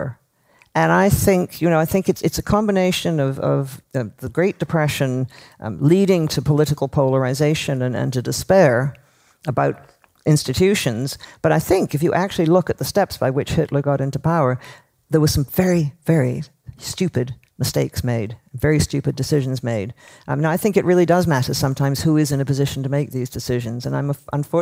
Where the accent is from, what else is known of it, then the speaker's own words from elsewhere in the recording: Toronto, Ontario, Canada; I grew up in Toronto